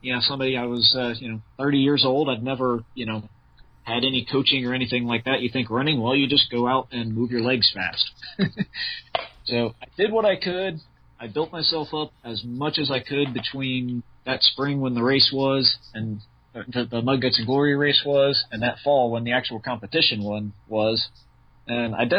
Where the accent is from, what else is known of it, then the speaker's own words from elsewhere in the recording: hometown near the Kings Domain course, Ohio, United States; I only live 20, 30 minutes away from the King's Domain course.